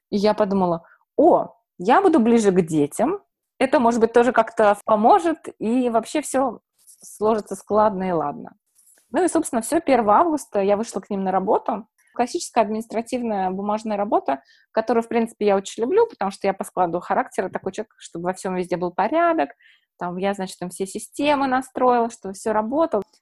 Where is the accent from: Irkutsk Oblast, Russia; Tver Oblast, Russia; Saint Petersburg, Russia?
Saint Petersburg, Russia; now in United States; Э, смотрите, я приехала, получается, из Петербурга с диагнозом бесплодия